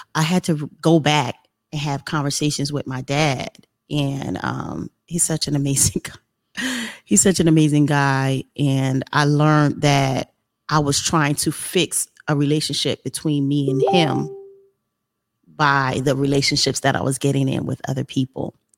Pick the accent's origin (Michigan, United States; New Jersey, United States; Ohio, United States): New Jersey, United States; Trenton; moved away as an adult; now in South Carolina, United States; I'm from Trenton, New Jersey, which is a you know inner city area in New Jersey, and there was a lot going on. I grew up in the 80s and the 90s